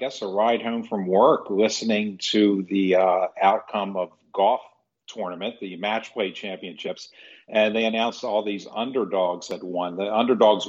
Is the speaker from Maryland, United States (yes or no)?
yes; Maryland, United States; I grew up on the East Coast in Maryland